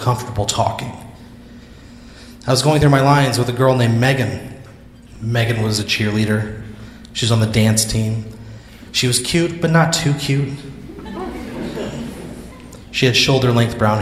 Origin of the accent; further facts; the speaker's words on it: Dupo, Illinois, United States; now in Austin, United States; my hometown of Dupo, Illinois